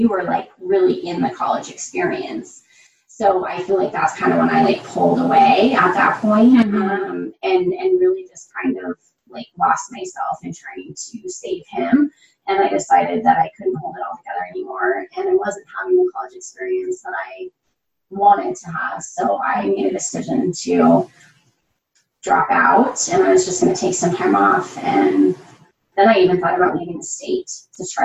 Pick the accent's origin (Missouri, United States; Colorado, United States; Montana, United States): Colorado, United States; Loveland; born and raised in Loveland, Colorado